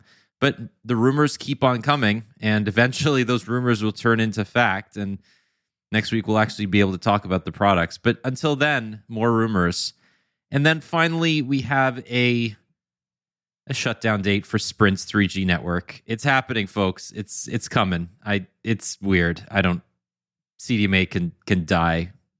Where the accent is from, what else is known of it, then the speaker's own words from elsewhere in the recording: Canada; Yeah, I think so too. It's called being Canadian.